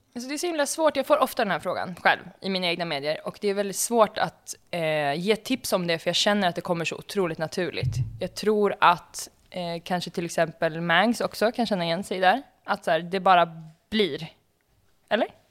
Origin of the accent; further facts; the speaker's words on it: Uppsala, Uppsala County, Sweden; Jag är ju född i Uppsala